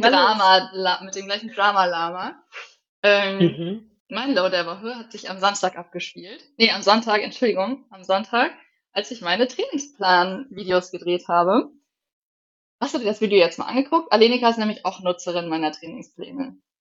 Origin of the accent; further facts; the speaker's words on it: Northern Germany, Germany; also born or lived in near Regensburg; now in Bavaria, Germany; bei uns im Norden